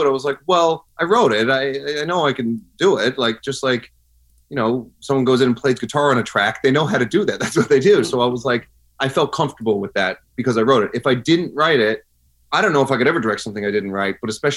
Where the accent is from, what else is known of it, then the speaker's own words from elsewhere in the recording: Newfoundland and Labrador, Canada; now in Los Angeles, United States; I grew up in Newfoundland, and I'm a proud Newfoundlander